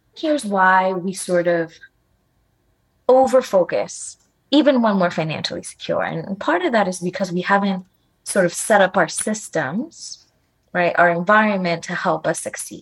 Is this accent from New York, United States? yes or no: yes; New York City, New York, United States; sometimes I would say I was from New York City instead of I was from the Bronx